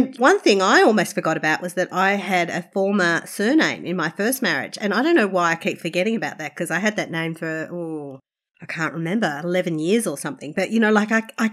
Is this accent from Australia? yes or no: yes; Australia; also born or lived in China; I'm still Australian